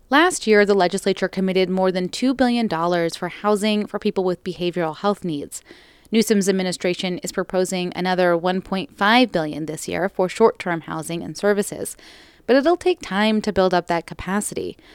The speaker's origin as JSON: {"language": "English", "town": "Stockton", "region": "California", "country": "United States", "said": "I'm like I'm from Stockton, and that's like about five hours away."}